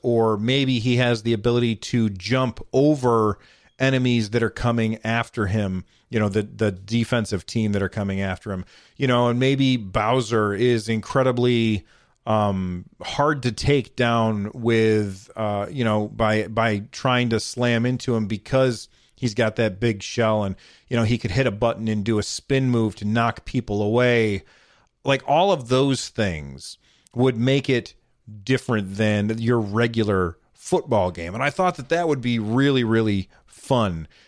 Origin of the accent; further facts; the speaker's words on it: United States; I'm an American